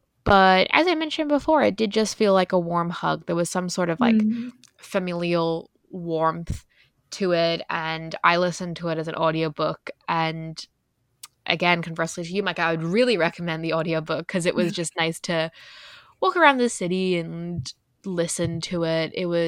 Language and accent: English; Ireland; accent: Irish; or All Adults Here, as I would say in my Irish accent, by Emma Straub.